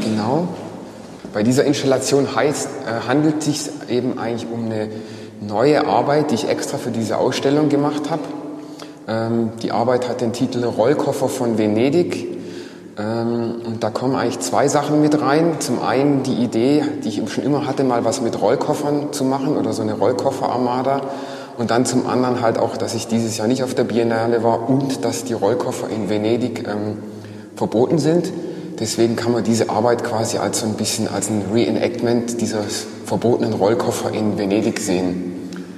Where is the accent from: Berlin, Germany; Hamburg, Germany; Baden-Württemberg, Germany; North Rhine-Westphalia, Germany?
Baden-Württemberg, Germany; Villingen-Schwenningen; ich bin geboren in Villingen ähm, 1975.